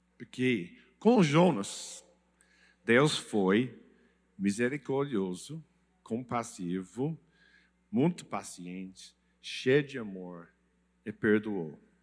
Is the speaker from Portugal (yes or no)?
no; England, United Kingdom; Portuguese is a second language; moved away; Desculpe meu português, é, eu sou inglês, mas eu, eu falo um pouco